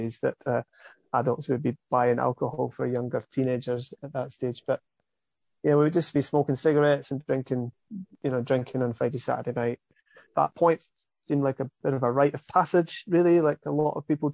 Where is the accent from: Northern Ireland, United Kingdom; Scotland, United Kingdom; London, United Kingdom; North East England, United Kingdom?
Scotland, United Kingdom; Ladybank; accent: Scottish; now in Australia; I grew up in Scotland, as you can hear, my accent's definitely not from these parts of the world